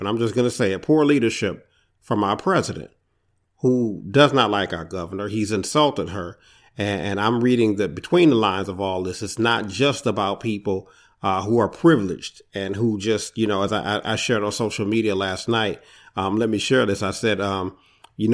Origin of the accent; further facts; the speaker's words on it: Detroit, Michigan, United States; I hail from Detroit, Michigan